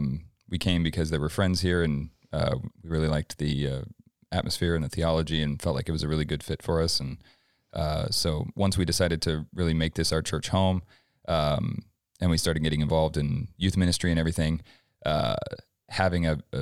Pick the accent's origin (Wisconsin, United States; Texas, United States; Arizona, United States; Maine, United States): Arizona, United States; Flagstaff; So I'm 31. I grew up in Flagstaff, about 200 miles north of here, if you're not from here, but raised in a Christian home.